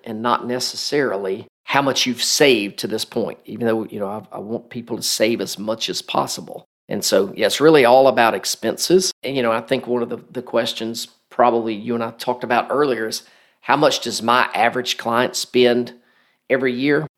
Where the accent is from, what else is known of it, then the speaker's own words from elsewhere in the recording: Macon, Georgia, United States; also born or lived in Marietta, Georgia; my hometown of, of Macon, Georgia